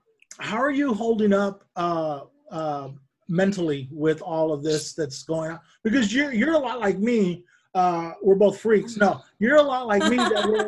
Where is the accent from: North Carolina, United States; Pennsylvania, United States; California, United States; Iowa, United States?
California, United States; Bakersfield; You know, I grew up in Bakersfield in Kern County.